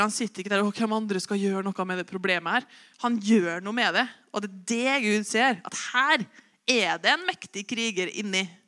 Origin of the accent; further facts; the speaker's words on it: Osen, Trøndelag, Norway; now in Oppdal, Norway; Jeg er jo bare fra Osen. Dum nok til å flytte til Oppdal